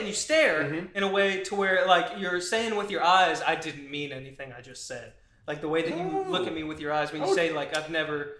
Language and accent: English; United States; Yeah. I'm American. I know where my heart is.